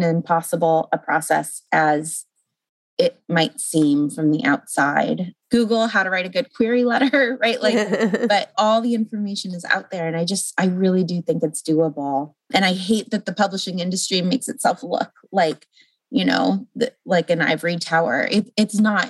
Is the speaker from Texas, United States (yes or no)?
no; Los Angeles, California, United States; also born or lived in St. Louis, Missouri; I was living in St. Louis, Missouri, and I'm from Los Angeles.